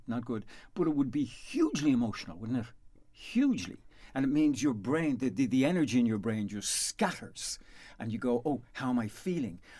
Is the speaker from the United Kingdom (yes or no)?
no; Dublin, Leinster, Ireland; moved away as an adult; now in Castlepollard, Ireland; I am from Dublin